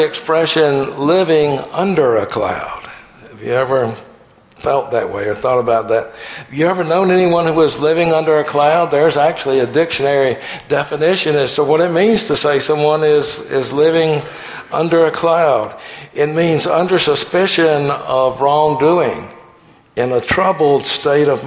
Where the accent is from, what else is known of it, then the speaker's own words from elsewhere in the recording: the South, United States; Growing up in the South